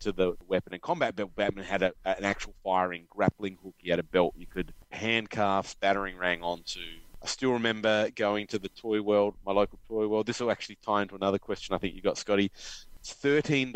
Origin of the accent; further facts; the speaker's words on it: Adelaide, South Australia, Australia; I'm a South Australian. I'm from Adelaide. And I think there's something about being born in Adelaide